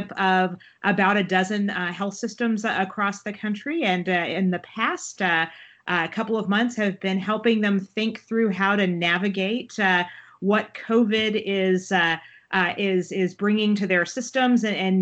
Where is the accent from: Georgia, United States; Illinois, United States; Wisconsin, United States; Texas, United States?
Texas, United States; moved away as an adult; also born or lived in Baltimore, Maryland / Washington, D.C.; I am from Texas